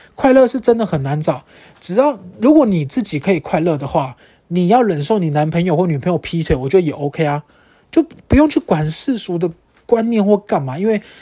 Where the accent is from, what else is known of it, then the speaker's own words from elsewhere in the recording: Kaohsiung, Taiwan; now in Taipei, Taiwan; 我是高雄人嘛